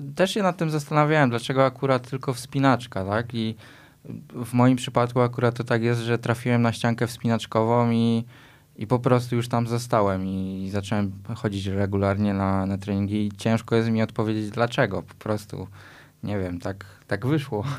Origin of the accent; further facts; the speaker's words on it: Tarnów, Lesser Poland, Poland; z miejsca, w którym się urodziliśmy, czyli e, w Tarnowie